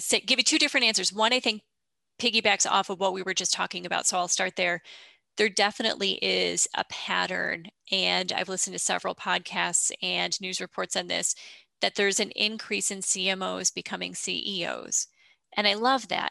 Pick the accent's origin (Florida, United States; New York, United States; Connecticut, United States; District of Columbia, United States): New York, United States; upstate; I am from upstate New York